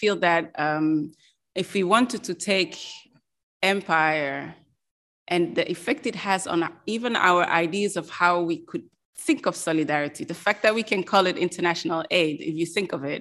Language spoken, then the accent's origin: English; Belgium; moved away; I'm also from Belgium, and in Belgium